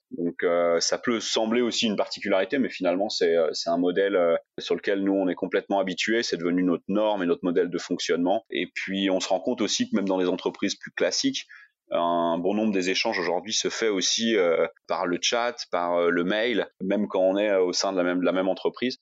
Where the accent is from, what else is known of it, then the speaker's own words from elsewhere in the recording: Lyon region, Auvergne-Rhône-Alpes, France; moved away as an adult; also born or lived in Paris; now in Thailand; je suis originaire de la région de Lyon